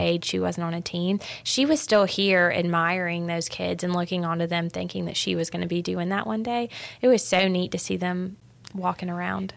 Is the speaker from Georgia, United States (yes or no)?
yes; Augusta, Georgia, United States; I grew up in Augusta.